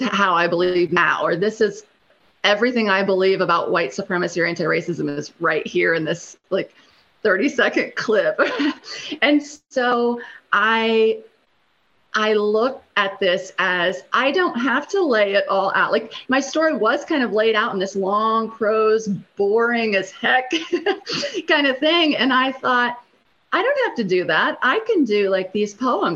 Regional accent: Ohio, United States; moved away as an adult; also born or lived in Cambodia; now in Columbia, United States; I'm down here in South Carolina, and I'm from Ohio

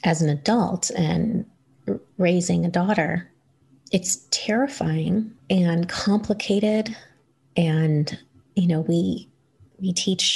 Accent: New York, United States; I grew up in New York

